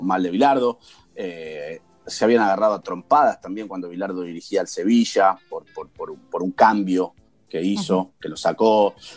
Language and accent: Spanish; Argentina; nosotros como argentinos